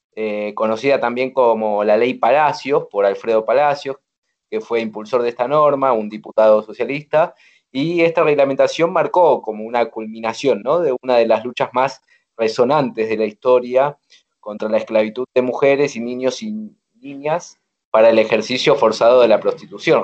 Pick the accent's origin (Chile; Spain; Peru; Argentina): Argentina